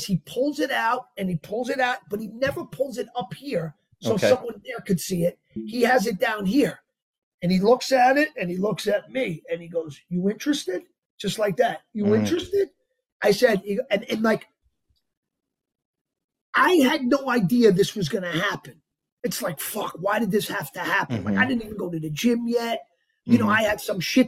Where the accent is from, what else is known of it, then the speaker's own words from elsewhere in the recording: Yonkers, New York, United States; also born or lived in Bogota, Colombia; I'm from Yonkers.